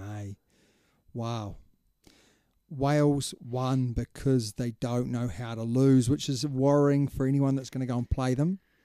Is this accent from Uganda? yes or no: no; New Zealand; as a Kiwi